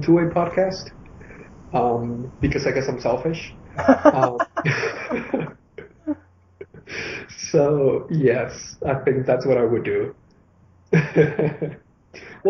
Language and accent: English; Venezuela; first language Spanish; English is a second language; now in Miami, United States; I'm originally from Venezuela